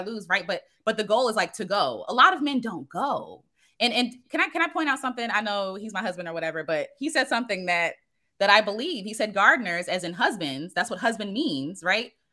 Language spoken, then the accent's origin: English; United States; I am an American Black woman